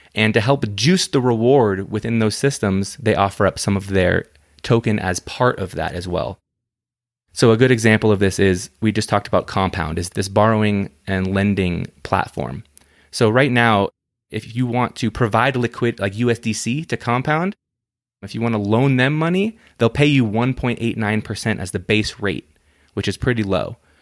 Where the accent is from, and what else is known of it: United States